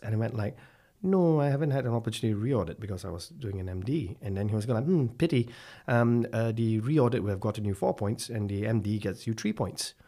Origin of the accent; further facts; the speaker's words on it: Malaysia; now in Belfast, United Kingdom; I'm from Malaysia, actually, and I've, uh, hailed from a small little town called Sathyawan in Malaysia with a population of less than ten thousand at a time.